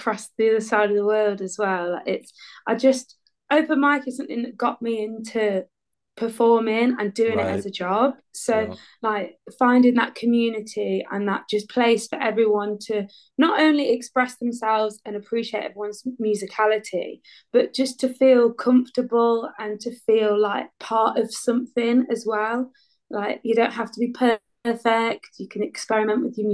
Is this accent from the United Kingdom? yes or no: yes; near Derby, East Midlands, United Kingdom; also born or lived in Manchester / Nottingham; I'm at now 10 minutes from my parents' house where I grew up